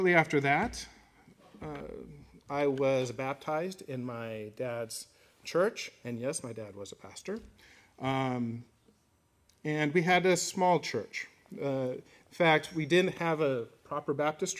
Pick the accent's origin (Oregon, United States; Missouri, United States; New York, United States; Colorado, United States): Colorado, United States; I grew up in Colorado